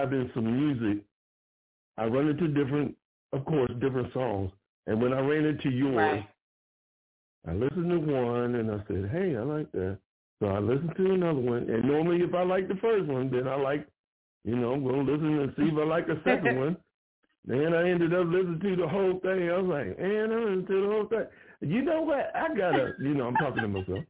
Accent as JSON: {"language": "English", "country": "United States", "said": "we're from America"}